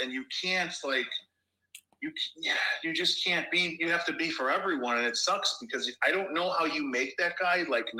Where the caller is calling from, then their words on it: Chicago, Illinois, United States; I'm calling in from Chicago.